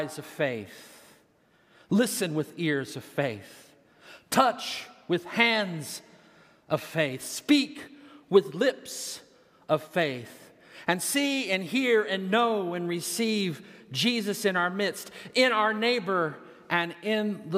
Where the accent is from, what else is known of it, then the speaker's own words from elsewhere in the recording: Texas, United States; moved away as an adult; now in Des Moines, United States; I'm a Texan, all right? I'm from Texas, and you can hear it when I get mad.